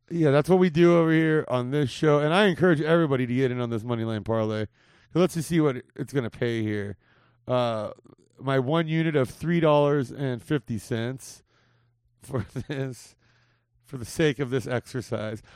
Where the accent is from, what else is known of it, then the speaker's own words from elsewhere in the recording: Whittier, California, United States; only a few miles from where I grew up in Whittier.